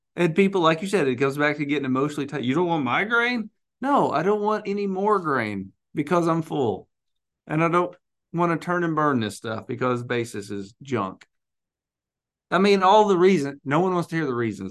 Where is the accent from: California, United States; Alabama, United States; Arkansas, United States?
Arkansas, United States; I'm from Arkansas